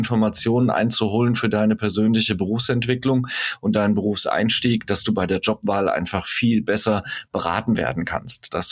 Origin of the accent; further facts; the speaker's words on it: Hesse, Germany; Zumindest bei uns in Hessen ist das, äh, glaube ich, immer noch so.